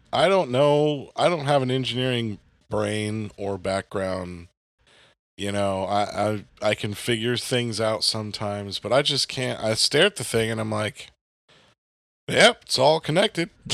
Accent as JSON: {"language": "English", "region": "the South", "country": "United States", "also_born_or_lived": "the North", "moved": "yes", "lives_now": "Southern Illinois, United States", "said": "I'm from the South"}